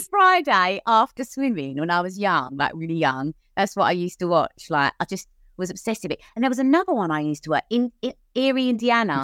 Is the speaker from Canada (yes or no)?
no; Cheshunt, East of England, United Kingdom; I grew up in Hertfordshire, Cheshunt in Hertfordshire.